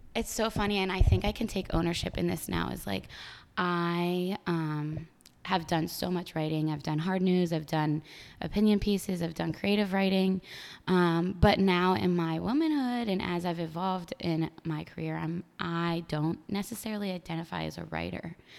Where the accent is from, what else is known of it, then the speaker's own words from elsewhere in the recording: State College, Pennsylvania, United States; moved away as an adult; now in New York City, United States; State College. I literally grew up